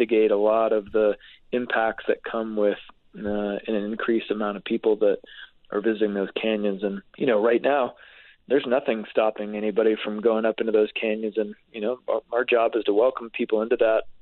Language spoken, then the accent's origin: English; Utah, United States; I grew up skiing in Utah, so I hopped on a bus at Foothill Village and rode it up to Solitude on the weekend.